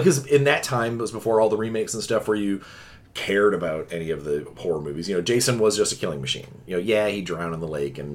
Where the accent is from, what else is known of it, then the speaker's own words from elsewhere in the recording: Chicagoland, technically Indiana, United States; I grew up in the Chicagoland general vicinity within, you know, technically Indiana